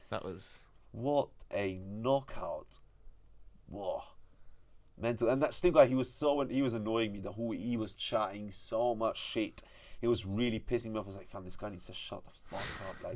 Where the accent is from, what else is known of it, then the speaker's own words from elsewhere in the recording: United Kingdom; Like, I'm I'm British